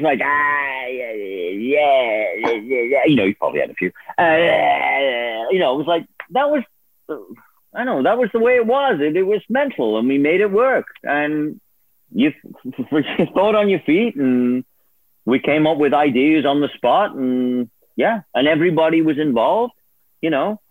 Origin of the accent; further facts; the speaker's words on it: Liverpool, North West England, United Kingdom; moved away; I'm from Liverpool.